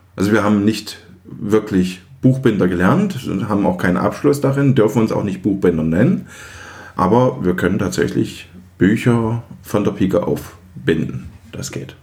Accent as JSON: {"language": "German", "region": "East Germany", "country": "Germany", "said": "Ich komme ja aus den Osten und als die Wende kam, war ich vierzehn."}